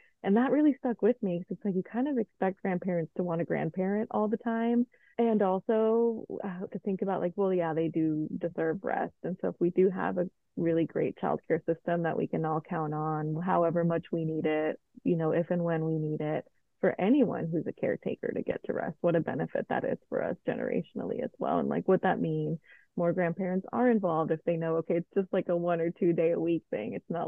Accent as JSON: {"language": "English", "country": "Colombia", "moved": "yes", "said": "Yeah, mom, I'm going to move to Colombia again to reconnect with my home country."}